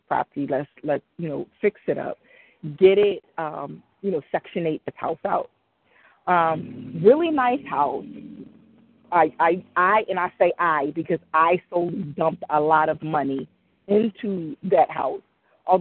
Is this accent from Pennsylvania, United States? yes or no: yes; Philadelphia, Pennsylvania, United States; I grew up in Mount Airy, and I'm back in Mount Airy